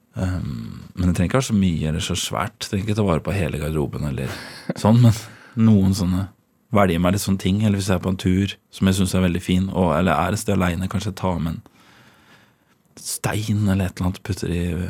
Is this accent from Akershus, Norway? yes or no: no; Trøgstad, Østfold, Norway; also born or lived in Ørje; Vokste opp i Trøgstad. I Båstad i Trøgstad.